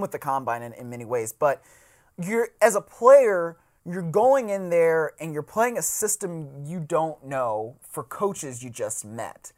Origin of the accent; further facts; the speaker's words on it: Cleveland, Ohio, United States; I am from Cleveland